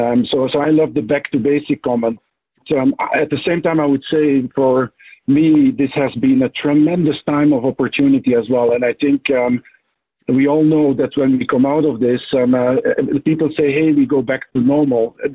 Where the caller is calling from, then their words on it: Switzerland; so, yeah, I'm joining from the Swiss Alps.